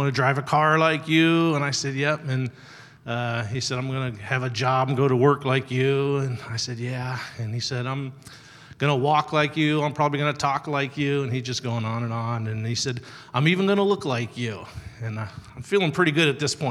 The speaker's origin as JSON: {"language": "English", "town": "North Canton", "region": "Ohio", "country": "United States", "tie": "born or raised there", "said": "I grew up in North Canton, and it was just a few miles from the Hall of Fame."}